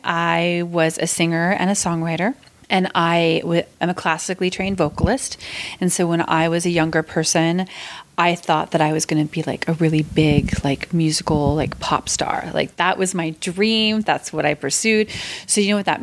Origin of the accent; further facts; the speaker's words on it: Concord, California, United States; moved away as an adult; also born or lived in San Diego, California / Walnut Creek, California; now in Hawaii, United States; my whole family moved up to Concord, California when I was just a baby. And so I grew up in mainly in Concord